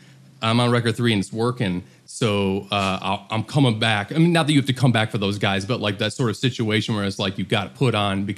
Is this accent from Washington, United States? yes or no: no; Detroit, Michigan, United States; I'm from Detroit. That's where I'm at right now.